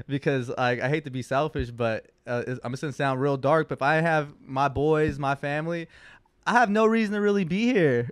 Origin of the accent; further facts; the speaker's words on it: West Hollywood, California, United States; I grew up in West Hollywood. That is the gay capital of California.